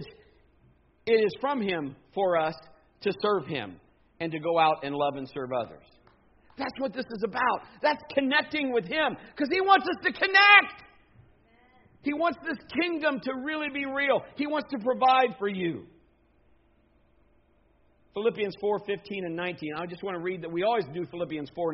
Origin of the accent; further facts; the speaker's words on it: Marion, United States; my schools that were there when I grew up in Marion